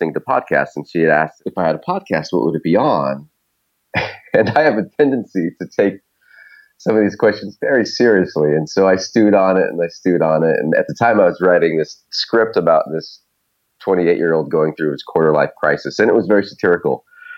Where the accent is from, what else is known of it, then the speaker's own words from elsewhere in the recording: Idaho, United States; moved away; also born or lived in Alaska; I was born in Idaho and spent some time in Alaska.